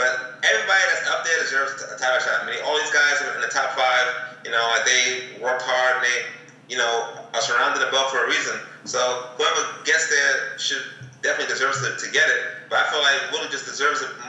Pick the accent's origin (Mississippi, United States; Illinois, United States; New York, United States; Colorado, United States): New York, United States; New York City; moved away; I'm from Brooklyn